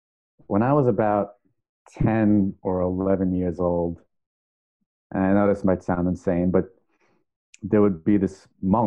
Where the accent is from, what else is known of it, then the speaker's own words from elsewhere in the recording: New York, United States; I grew up in New York